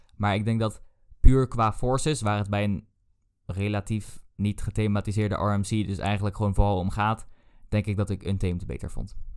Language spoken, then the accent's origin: Dutch; Netherlands; wij kwamen daar aan als typische Nederlanders